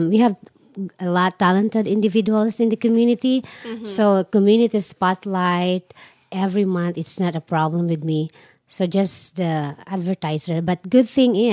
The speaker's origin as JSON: {"language": "English", "country": "Philippines", "moved": "as an adult", "lives_now": "Arizona, United States", "said": "I always create events way back in the Philippines"}